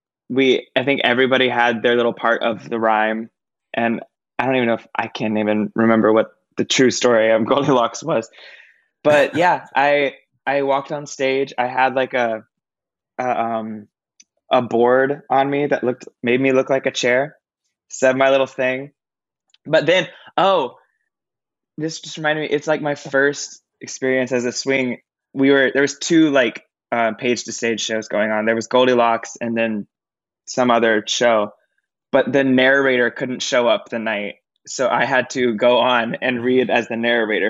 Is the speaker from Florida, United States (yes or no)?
yes; Lakeland, Florida, United States; now in Brooklyn, United States; I am originally from a city called Lakeland in Florida